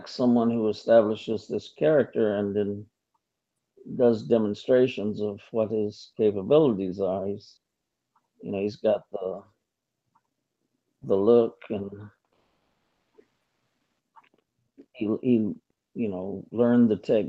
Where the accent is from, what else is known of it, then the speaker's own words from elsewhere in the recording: Michigan, United States; moved away; also born or lived in Lansing, Michigan / Detroit / New York; we grew up together in Michigan, and we lived in Lansing, Michigan, and Detroit area, and we came to New York together